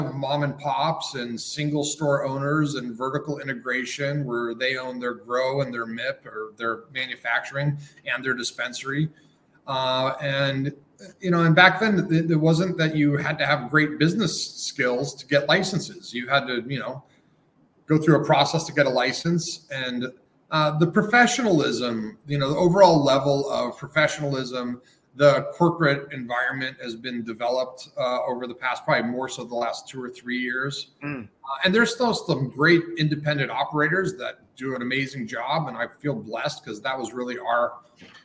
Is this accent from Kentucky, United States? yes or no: no; Denver, Colorado, United States; also born or lived in Los Angeles, California; moved back to my hometown in Denver in Colorado